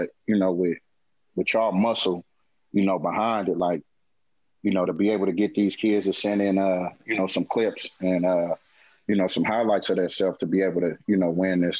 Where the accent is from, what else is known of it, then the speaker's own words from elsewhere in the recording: Oakland, California, United States; I said, hey, but I'm from Oakland.